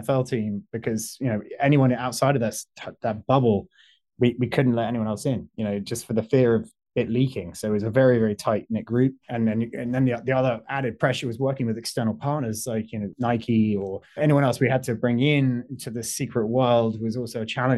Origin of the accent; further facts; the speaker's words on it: London, United Kingdom; accent: British; moved away as an adult; also born or lived in Washington, D.C.; now in Los Angeles, United States; when I was growing up in London